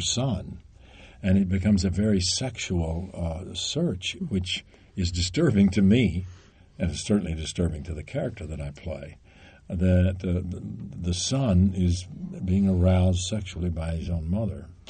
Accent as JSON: {"language": "English", "region": "Tennessee", "country": "United States", "said": "I'm from Tennessee"}